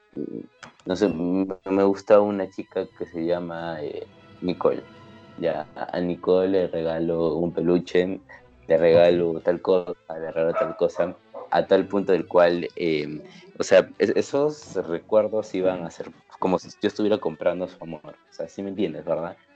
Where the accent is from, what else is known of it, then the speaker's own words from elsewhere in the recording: Peru; somos peruanos, vivimos en un país tercermundista, la mayoría hemos crecido con una, con una crianza cristiana